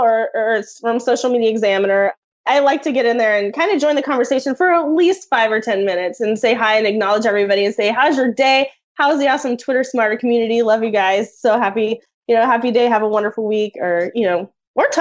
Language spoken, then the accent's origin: English; Oklahoma, United States; now in Wichita, United States; I'm from Oklahoma